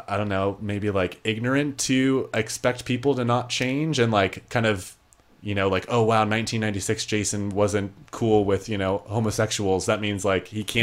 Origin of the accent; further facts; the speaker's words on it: Indiana, United States; also born or lived in San Diego; now in Orange County, United States; growing up in Indiana